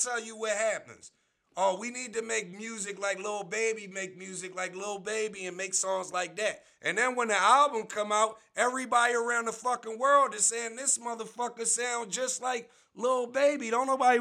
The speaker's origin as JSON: {"language": "English", "town": "Philadelphia", "region": "Pennsylvania", "country": "United States", "said": "I'm from Philly"}